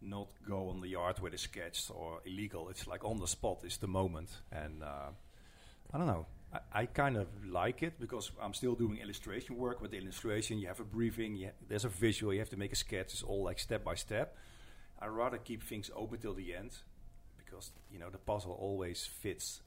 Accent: Netherlands; English is a second language; also born or lived in Rotterdam, Netherlands / New York, United States; I'm from the Netherlands. I've been living in Rotterdam since like 96. I went to art school there. I grew up in a very small town. But Rotterdam is my hometown

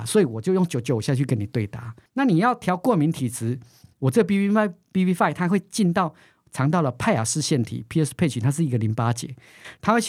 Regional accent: Taiwan; 我的基因跟你的基因不一样，我们都是台湾人。

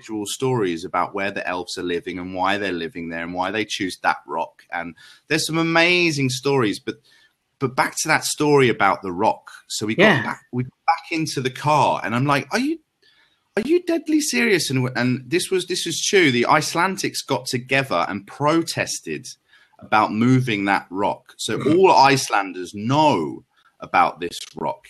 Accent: London, United Kingdom; I'm from London.

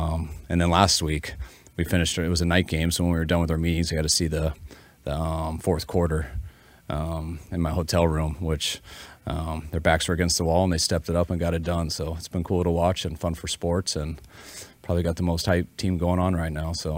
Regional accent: Colorado, United States; And I'm from Colorado, so my wife went there.

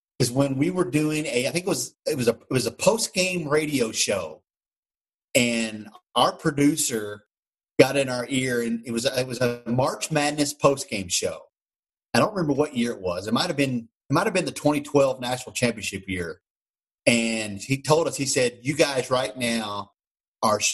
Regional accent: Indiana, United States; moved away as an adult; now in Kentucky, United States; I was born in Indiana. I was raised in Indiana.

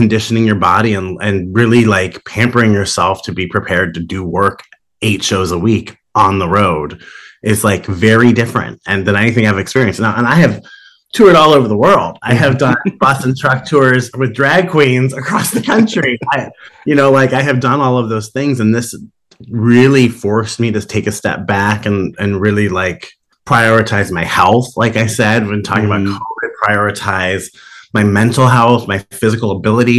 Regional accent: Columbus, Ohio, United States; born or raised there; moved away; also born or lived in Cleveland, Ohio

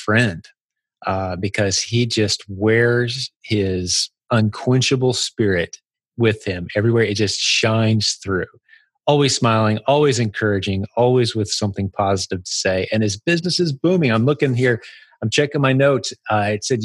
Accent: United States; accent: American; my American accent

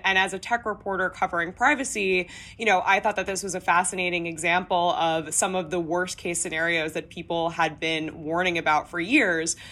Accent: United States; As an American reporter

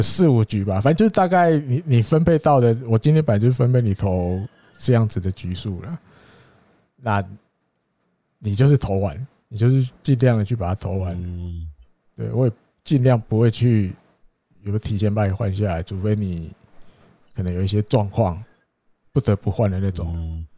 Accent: Taiwan; 我们台湾人

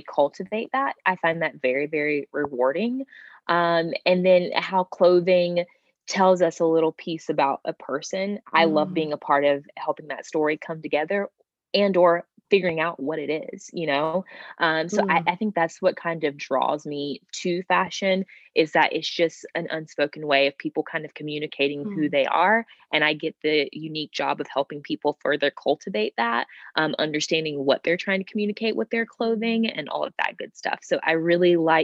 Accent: South Georgia, United States; accent: Southern; moved away as an adult; also born or lived in West Virginia / New York; now in Columbus, United States; I am originally from Georgia, but live in Columbus, Ohio now. So I'm a Southern girl

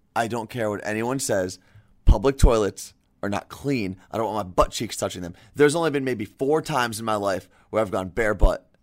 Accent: New York area, United States; moved away; I'm from the New York area

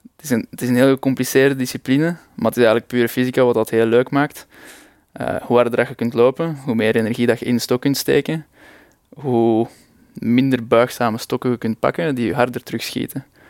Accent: Leuven, Flanders, Belgium; Ik kom uit Leuven

